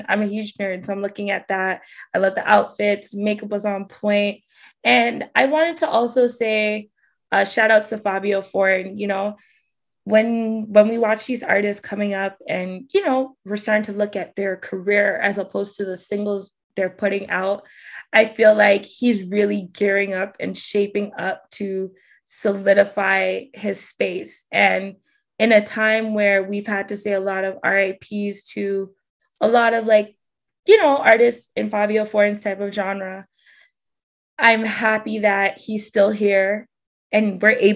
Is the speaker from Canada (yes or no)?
yes; Canada; for me as a Canadian